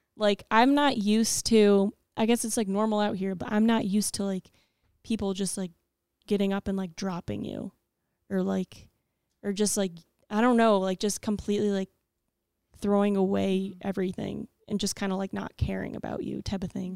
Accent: Ohio, United States; I'm from Ohio.

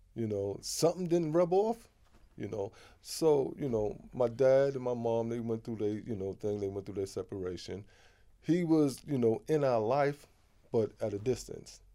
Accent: New York City, New York, United States; also born or lived in Harlem; all of my life has been in Queens.

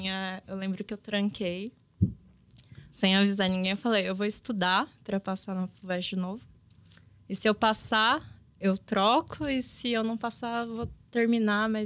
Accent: Pindamonhangaba, São Paulo, Brazil; eu cresci no interior, né, de São Paulo. Eu cresci em Pindamonhangaba, ali na região do Vale do Paraíba. É uma região muito industrial.

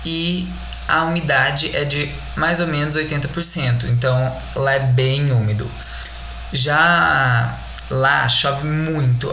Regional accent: Brazil; nosso país

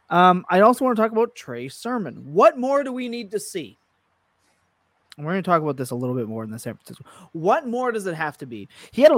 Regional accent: Canada; I'm still Canadian

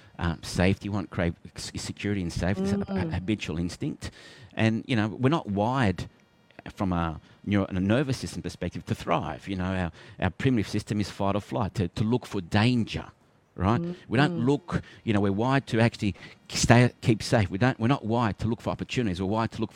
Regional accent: Melbourne, Victoria, Australia; I was born in Melbourne

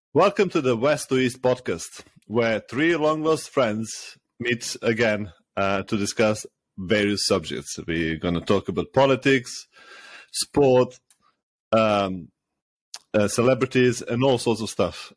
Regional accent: Serbia; moved away as an adult; now in United Kingdom; I'm originally from Serbia. I lived the last 10, uh, 10 years, uh, 10, 12 years in uh, in the UK

